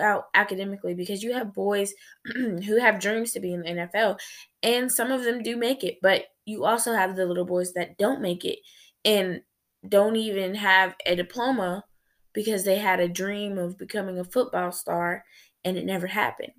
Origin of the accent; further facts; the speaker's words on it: United States; as a black female growing up in America